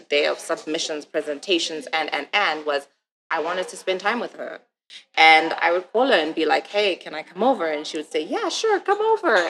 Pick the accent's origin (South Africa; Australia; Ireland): South Africa; moved away as an adult; now in San Francisco, United States; I'm from South Africa.